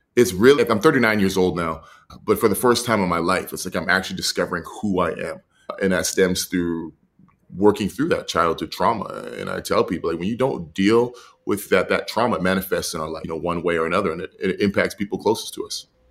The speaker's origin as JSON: {"language": "English", "town": "Edmonton", "region": "Alberta", "country": "Canada", "tie": "born or raised there", "said": "I was raised in Edmonton"}